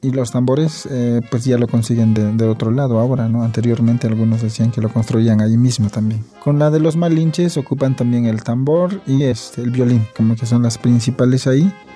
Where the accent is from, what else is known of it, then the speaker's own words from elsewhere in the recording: San Mateo del Mar, Oaxaca, Mexico; first language Huave (Ombeayiüts); Spanish is a second language; moved away as an adult; also born or lived in Mexico City; yo era monolingüe en el Ombeyes, ¿no? Era mi primera lengua y entonces la primaria y secundaria lo estudié ahí en San Mateo